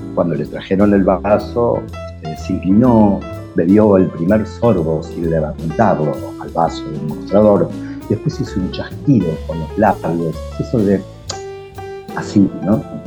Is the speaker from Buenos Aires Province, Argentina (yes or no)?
yes; Villa Madero, Buenos Aires Province, Argentina; mi niñez en Villa Madero